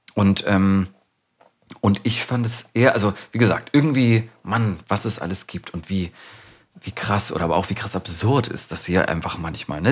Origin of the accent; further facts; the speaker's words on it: Hamburg, Germany; moved away as an adult; now in Berlin, Germany; ich bin ja in Hamburg geboren und aufgewachsen